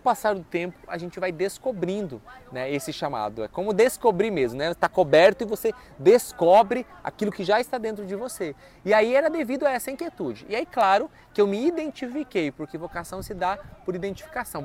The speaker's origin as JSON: {"language": "Portuguese", "town": "Coronel Vivida", "region": "Paraná", "country": "Brazil", "tie": "born or raised there", "also_born_or_lived": "Queluz, Brazil", "moved": "as an adult", "lives_now": "Cachoeira Paulista, Brazil", "said": "eu sou natural do Paraná. Né? Sou paranaense, nasci lá numa cidade enorme chamada Coronel Vivida, interior do Paraná."}